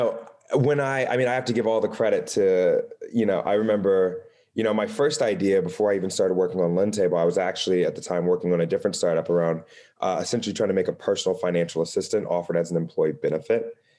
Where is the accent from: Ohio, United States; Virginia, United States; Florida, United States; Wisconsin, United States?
Ohio, United States; Dayton; So for me, I'm originally from Ohio. So a Midwestern city called Dayton, Ohio. I'm super proud of it.